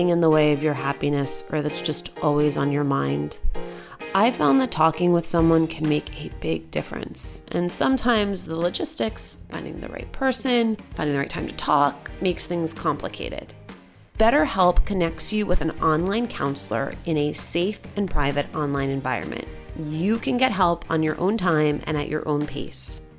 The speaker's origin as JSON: {"language": "English", "region": "New Jersey", "country": "United States", "tie": "born or raised there", "said": "being Latina and growing up in Jersey"}